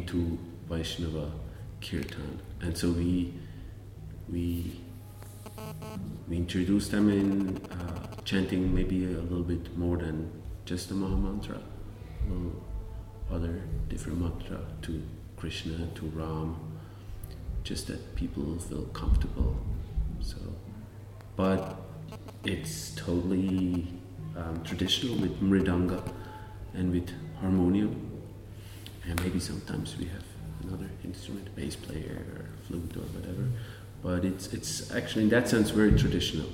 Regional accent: Switzerland; moved away as an adult; also born or lived in New York; I grew up here

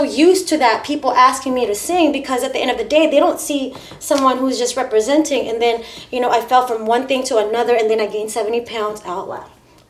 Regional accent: Philippines; now in United States; because I'm originally from the Philippines.

